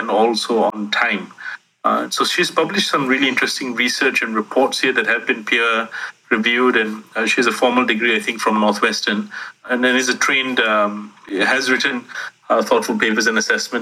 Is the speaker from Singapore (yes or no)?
yes; Singapore; I grew up in Singapore